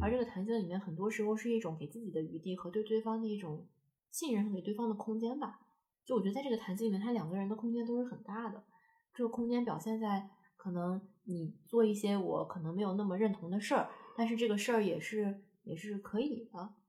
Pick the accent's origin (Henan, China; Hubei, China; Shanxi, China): Shanxi, China; Taiyuan; moved away as an adult; now in Beijing, China; 在太原住所是可能差个八公里